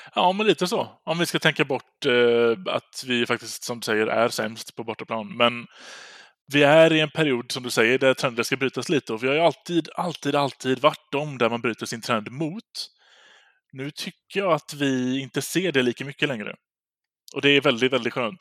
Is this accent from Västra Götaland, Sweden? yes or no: yes; Gothenburg, Västra Götaland, Sweden; som göteborgare